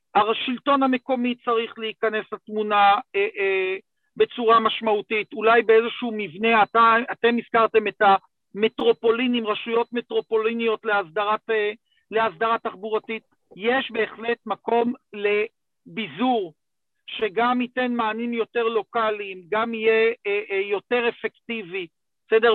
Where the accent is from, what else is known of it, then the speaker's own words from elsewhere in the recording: Gush Dan, Israel; also born or lived in Jerusalem; אני איש גוש דן